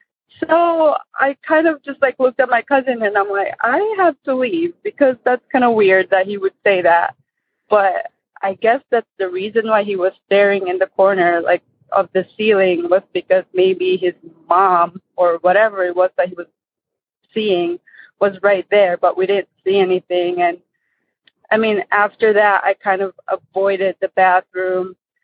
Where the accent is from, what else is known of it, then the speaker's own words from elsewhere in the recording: Michigan, United States; also born or lived in Philippines; I'm from Michigan.